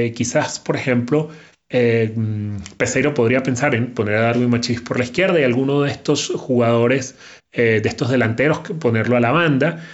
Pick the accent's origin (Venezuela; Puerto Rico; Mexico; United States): Venezuela; Yo soy venezolano